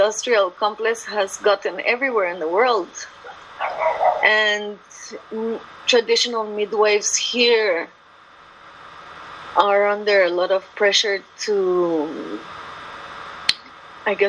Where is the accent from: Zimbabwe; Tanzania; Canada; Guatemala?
Guatemala; also born or lived in Lake Atitlan, Guatemala; I'm from Guatemala. I live in a small town, the lake shores of Lake Atitlan. And I guess I was lucky enough to also grow up a bit out of the cities for most of my childhood